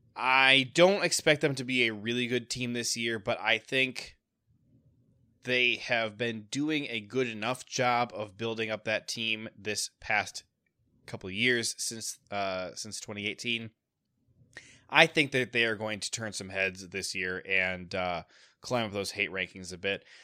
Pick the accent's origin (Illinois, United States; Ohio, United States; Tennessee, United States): Ohio, United States; now in Michigan, United States; I grew up in Ohio. I live in Michigan now.